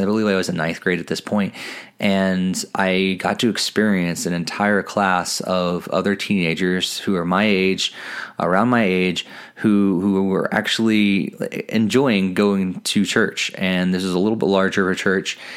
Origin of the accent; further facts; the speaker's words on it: Southern Illinois, United States; moved away as an adult; also born or lived in New England; now in Colorado, United States; growing up in the Bible Belt in, in Southern Illinois.